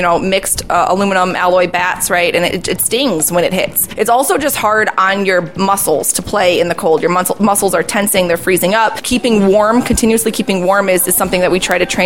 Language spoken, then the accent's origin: English; Lansing, Illinois, United States; I grew up in Lansing, Illinois, so I went to TF South High School